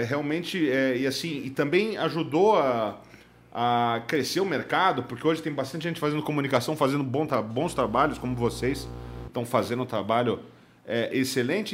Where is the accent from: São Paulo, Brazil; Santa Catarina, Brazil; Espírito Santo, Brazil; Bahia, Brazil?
São Paulo, Brazil; Eu fui nascido em São Paulo, nasci em São Paulo em 1978